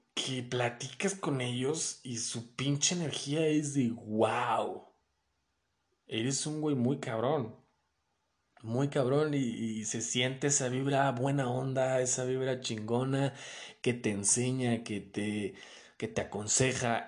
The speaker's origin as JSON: {"language": "Spanish", "region": "Mexico City", "country": "Mexico", "also_born_or_lived": "León, Guanajuato", "said": "Soy de la Ciudad de México, viví en León y después me regresé a la Ciudad de México."}